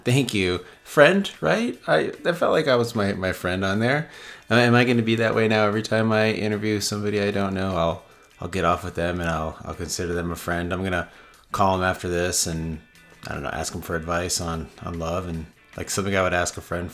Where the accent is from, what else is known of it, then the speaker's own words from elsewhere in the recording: Las Vegas, Nevada, United States; moved away; I was born and raised in Las Vegas